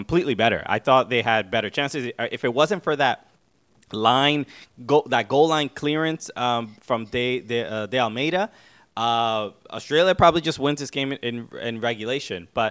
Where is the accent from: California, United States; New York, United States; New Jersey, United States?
New York, United States; New York City; I grew up in Brooklyn. You know, son of Dominican immigrants